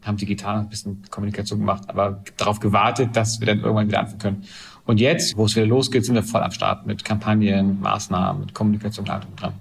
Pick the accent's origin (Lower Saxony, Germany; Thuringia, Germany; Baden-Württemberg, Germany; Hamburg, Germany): Hamburg, Germany; Ich bin Hamburger, das heißt, so, äh, Wende habe ich aus westdeutscher Sicht gesehen